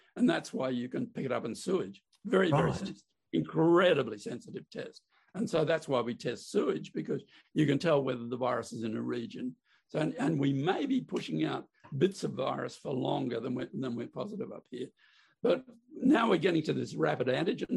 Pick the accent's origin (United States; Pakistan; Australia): Australia; Queensland; now in Melbourne, Australia; I'm a Queenslander by birth.